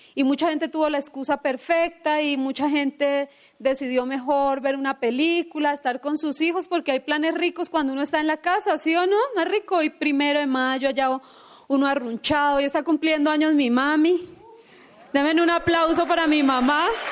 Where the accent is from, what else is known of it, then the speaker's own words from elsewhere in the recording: Bogotá, Colombia; de dónde venimos, de la historia que tenemos, o que no tuvimos papá, o que somos de Ciudad Bolívar